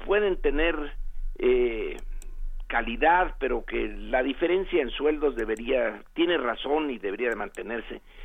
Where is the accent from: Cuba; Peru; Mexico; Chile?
Mexico; nosotros en México